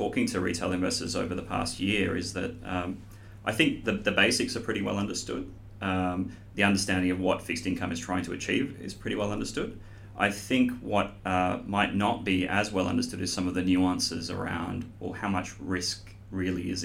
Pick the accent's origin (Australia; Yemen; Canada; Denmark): Australia; Sydney, New South Wales; moved away as an adult; also born or lived in Europe / Asia; I grew up here in Sydney, but have actually spent most of my career in Europe and Asia